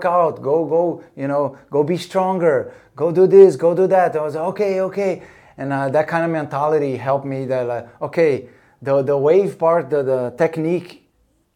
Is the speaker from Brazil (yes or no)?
yes; Rio de Janeiro, Brazil; moved away; also born or lived in North Shore, Hawaii; growing up in Copacabana in Rio